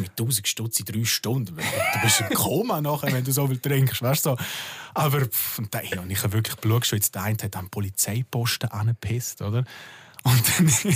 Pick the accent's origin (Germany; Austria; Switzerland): Switzerland; Bad Ragaz, St. Gallen; ich bin aus Bad Ragaz, aber das ist halt sehr nah bei Liechtenstein